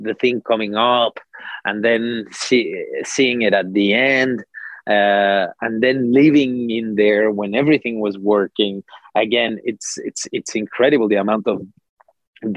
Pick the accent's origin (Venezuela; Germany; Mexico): Mexico; I come from Mexico